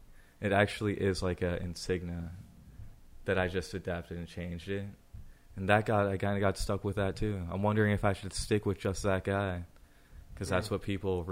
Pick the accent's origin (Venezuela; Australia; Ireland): Ireland; So, luck, I guess I'm Irish and I can look at the ground and I can find a four-leaf clover.